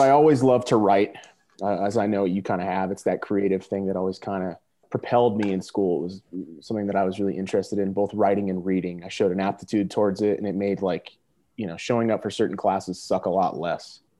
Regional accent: Simsbury, Connecticut, United States; moved away as an adult; also born or lived in Kansas; I uh, grew up in a little town on the East Coast called Simsbury, uh, right in the middle of Connecticut.

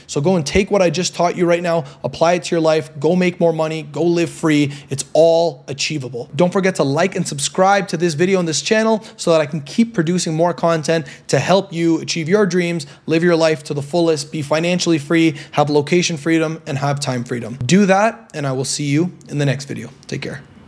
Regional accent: Toronto, Ontario, Canada; moved away as an adult; now in Medellin, Colombia; I'm from Toronto, Canada right now, but now I'm living here in Medellin, Colombia

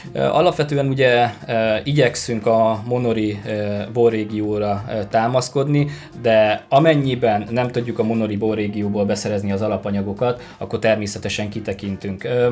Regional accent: Borsod-Abaúj-Zemplén, Hungary; moved away; én Borsodabói Zemplén megyéből származom

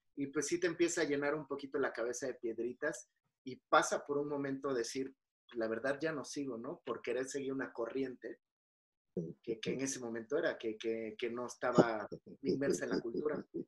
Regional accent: Mexico

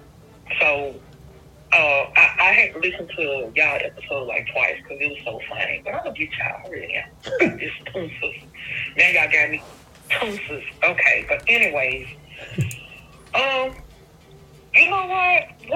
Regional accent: Memphis, Tennessee, United States; I'm from Memphis

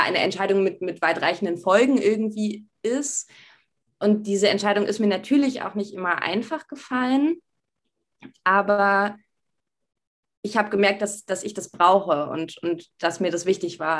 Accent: Berlin, Germany; Ich bin in Berlin Alt-Pankow zur Schule gegangen

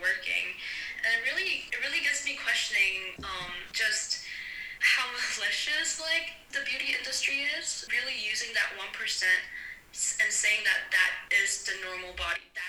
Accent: South Korea; I was raised in Korea

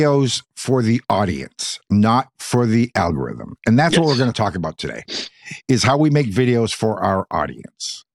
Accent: Texas, United States; I'm from Texas.

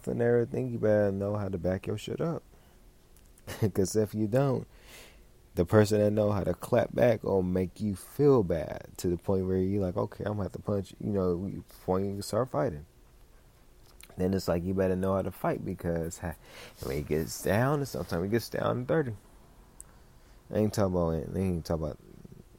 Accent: Los Angeles, California, United States; I'm from South Central California. We're a different kind of breed in Cali

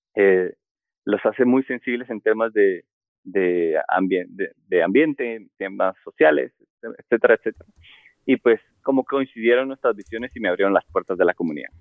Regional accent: Guatemala; also born or lived in Madrid, Spain; soy guatemalteco, sí, soy guatemalteco

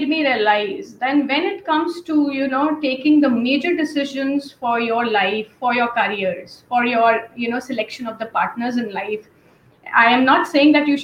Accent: Delhi, India; I am belonging from the Delhi capital itself

